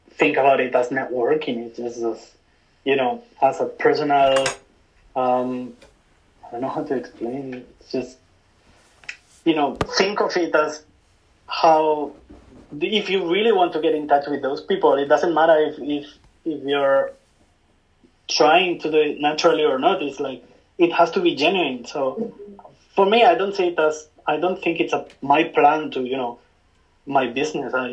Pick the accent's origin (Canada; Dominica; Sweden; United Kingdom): United Kingdom; London; now in Tokyo, Japan; i still keep in touch with my friends from my hometown even if i just go back like once a year i still keep in touch with most of my friends from london